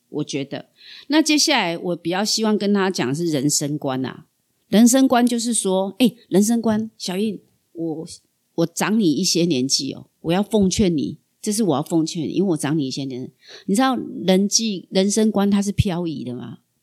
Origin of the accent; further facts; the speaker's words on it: Kaohsiung, Taiwan; accent: southern; 可是你知道我们糕熊人之好嘛